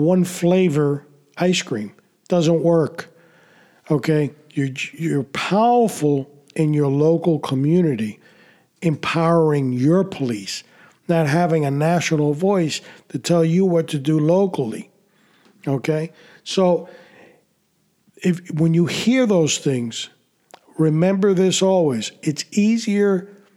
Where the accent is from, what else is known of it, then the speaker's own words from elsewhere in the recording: New York City, New York, United States; When I was a kid growing up in New York City